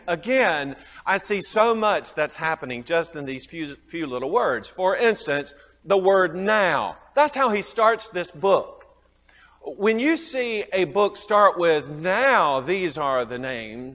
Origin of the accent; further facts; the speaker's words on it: the South, United States; accent: southern; my southern accent